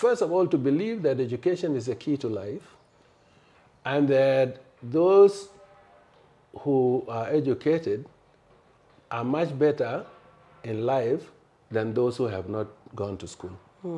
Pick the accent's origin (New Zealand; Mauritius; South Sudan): South Sudan; moved away; also born or lived in Khartoum / Nigeria; I was born in a village called Tonarepin